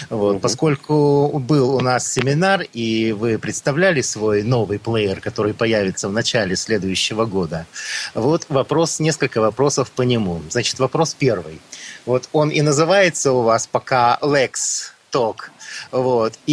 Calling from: Novosibirsk, Novosibirsk Oblast, Russia; Э, я из Новосибирска.

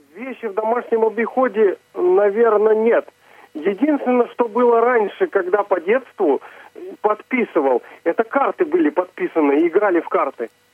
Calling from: Znamensk, Astrakhan Oblast, Russia; Я звоню из Астраханской области, город Знаменск

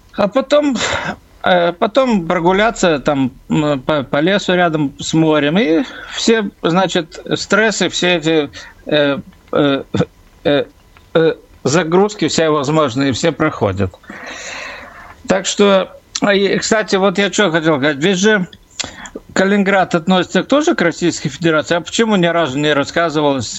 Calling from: Klaipėda, Klaipėda County, Lithuania; я звоню из Клайпеда, у нас Балтийское море.

